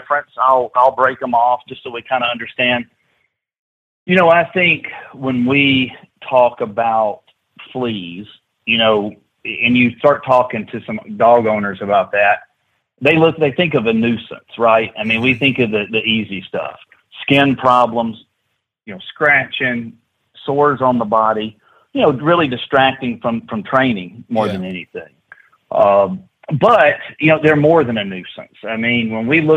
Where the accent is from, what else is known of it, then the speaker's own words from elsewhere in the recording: Alabama, United States; growing up in Alabama